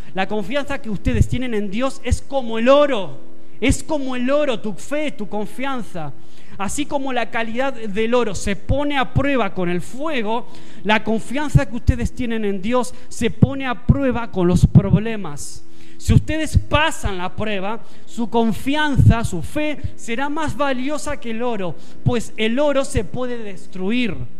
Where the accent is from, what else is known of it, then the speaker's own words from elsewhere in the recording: Argentina; now in Spain; te lo dice un argentino, alguien que nació fuera